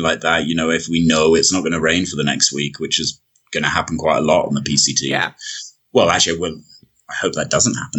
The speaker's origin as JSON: {"language": "English", "country": "United Kingdom", "said": "I can go in for as a British citizen"}